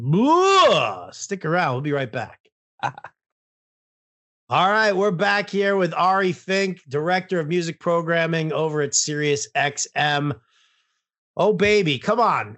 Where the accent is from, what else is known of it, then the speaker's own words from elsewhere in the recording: New York, United States; now in San Francisco, United States; I was absolutely spoiled growing up in New York